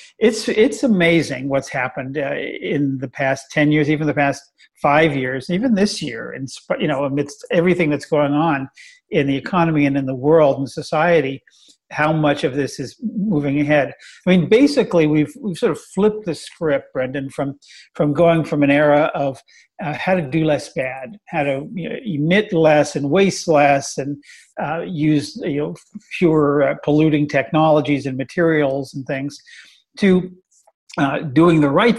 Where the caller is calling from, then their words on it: Oakland, California, United States; I'm zooming in from home in beautiful Oakland, California.